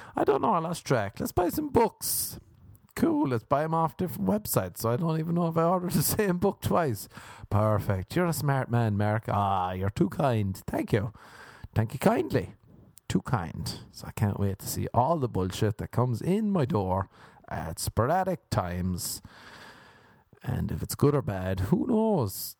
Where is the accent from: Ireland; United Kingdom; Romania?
Ireland; growing up in Ireland